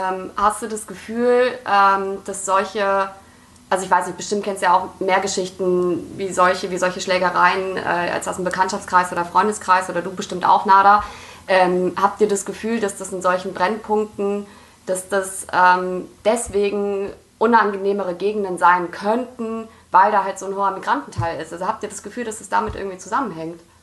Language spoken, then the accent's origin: German; Düsseldorf, North Rhine-Westphalia, Germany; ich bin in Düsseldorf in, in Friedrichstadt aufgewachsen